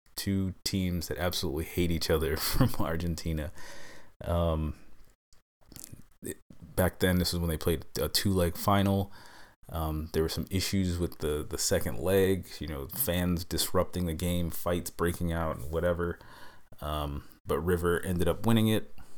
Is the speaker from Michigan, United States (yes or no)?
no; New York, United States; I'm a New Yorker